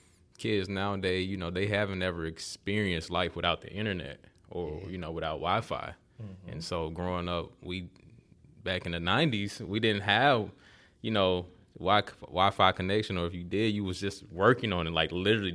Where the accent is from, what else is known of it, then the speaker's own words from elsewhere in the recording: Montgomery, Alabama, United States; Well, I'm from Montgomery, Alabama.